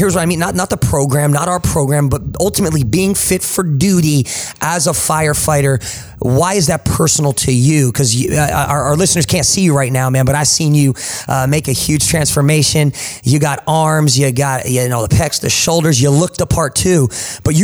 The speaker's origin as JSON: {"language": "English", "area": "Jersey Shore", "region": "New Jersey", "country": "United States", "tie": "born or raised there", "accent": "Jersey", "moved": "yes", "lives_now": "Tulsa, United States", "said": "my Jersey accent"}